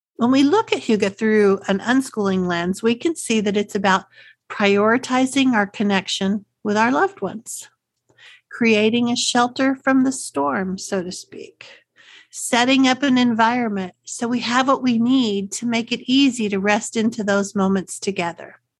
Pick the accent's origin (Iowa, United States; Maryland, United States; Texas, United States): Texas, United States; accent: Texas; my Texas accent